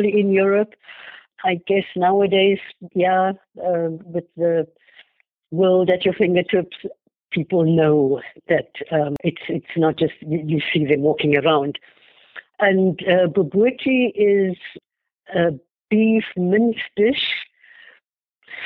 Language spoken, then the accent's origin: English; Cape Town, Western Cape, South Africa; moved away as an adult; also born or lived in Singapore; now in Dresden, Germany; growing up in apartheid South Africa